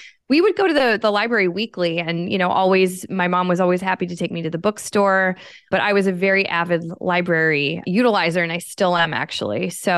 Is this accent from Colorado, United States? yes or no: no; Pennsylvania, United States; born there; I was born in Pennsylvania. My whole family is kind of from that area.